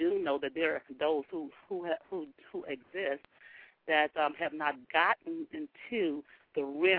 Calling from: New Orleans, Louisiana, United States; I am calling from New Orleans, Louisiana.

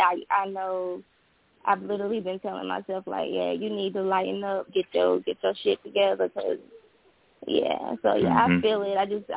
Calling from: North Carolina, United States; I am calling from North Carolina.

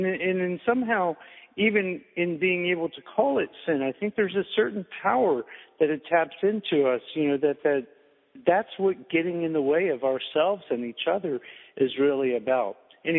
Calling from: Seattle, Washington, United States; I am actually calling from Seattle, yes.

